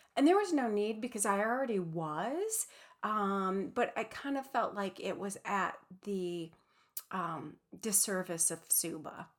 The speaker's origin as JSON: {"language": "English", "region": "Midwest", "country": "United States", "moved": "yes", "lives_now": "Pacific Northwest, United States", "said": "proudly from the Midwest, um, but also proudly living in the Pacific Northwest for many, many years"}